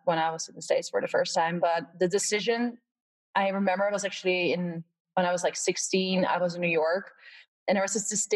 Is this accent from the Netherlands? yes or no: yes; Netherlands; moved away as an adult; also born or lived in Valdosta, Georgia, United States; I'm from Holland, actually, originally, or the Netherlands